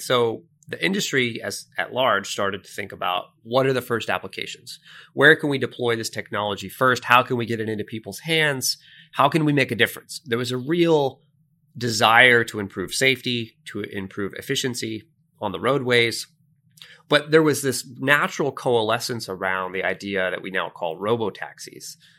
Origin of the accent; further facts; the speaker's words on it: Sunrise, Florida, United States; I grew up in Sunrise, Florida, which is just outside of Fort Lauderdale, north of Miami.